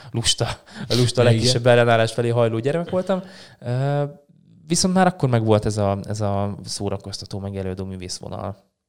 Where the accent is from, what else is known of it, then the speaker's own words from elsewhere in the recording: Szarvas, Békés, Hungary; moved away as an adult; now in Szeged, Hungary; Én szarvasi vagyok, igen. Én szarvasi ott nőttem föl